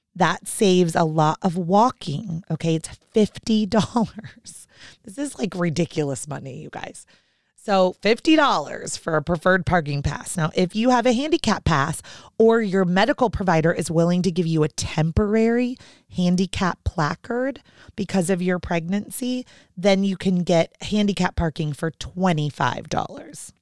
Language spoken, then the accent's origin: English; Orlando, Florida, United States; moved away; growing up in Orlando